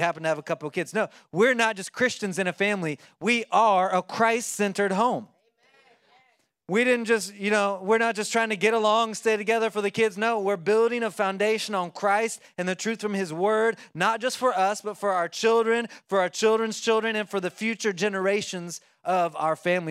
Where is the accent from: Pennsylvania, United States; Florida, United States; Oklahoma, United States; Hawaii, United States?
Oklahoma, United States; I like to eat corn on the cob 'cause I'm from Oklahoma and we do that sometimes